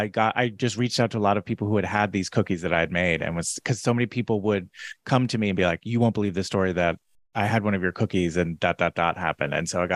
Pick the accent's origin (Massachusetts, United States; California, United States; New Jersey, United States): New Jersey, United States; moved away as an adult; also born or lived in New York City; I'm from New Jersey. So it was always just like, and then I'll move to New York City